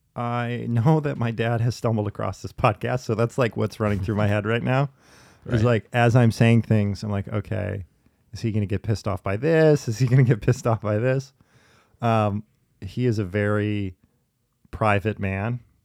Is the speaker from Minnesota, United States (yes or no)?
yes; Minneapolis, Minnesota, United States; also born or lived in New York City; here in my home town, it's, it's specifically I've noticed too in Minneapolis